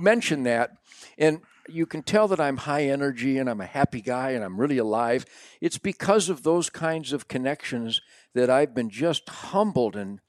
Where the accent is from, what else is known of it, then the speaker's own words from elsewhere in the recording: Detroit, Michigan, United States; born there; Now, I was born in Detroit, 1948.